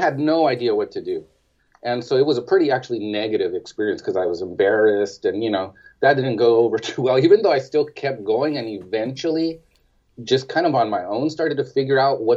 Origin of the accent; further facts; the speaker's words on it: East Los Angeles, California, United States; I grew up in East Los Angeles